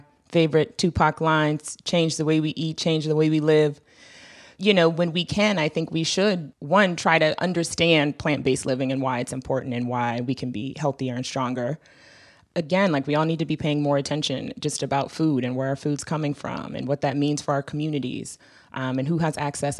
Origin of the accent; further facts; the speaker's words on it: Washington, District of Columbia, United States; in D.C., I grew up really close to Anacostia. I grew up in Hillcrest and in Anacostia